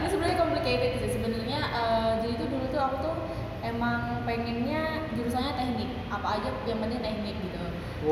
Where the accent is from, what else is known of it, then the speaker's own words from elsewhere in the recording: Central Kalimantan, Indonesia; moved away as an adult; now in Surakarta, Indonesia; aku sih asalnya dari Kalimantan Tengah